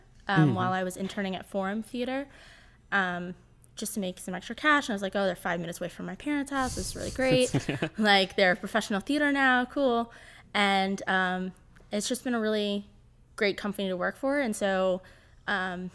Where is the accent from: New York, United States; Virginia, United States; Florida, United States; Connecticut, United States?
Virginia, United States; Herndon; I grew up in Herndon